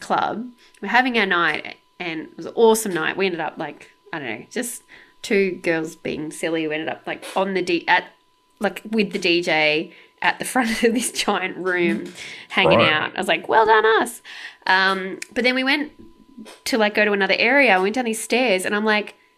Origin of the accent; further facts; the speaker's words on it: Sydney, New South Wales, Australia; also born or lived in London; I'm from Sydney